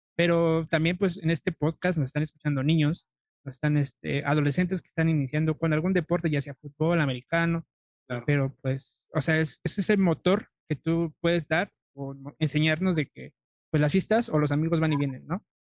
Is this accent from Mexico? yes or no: yes; Mexico; como mexicano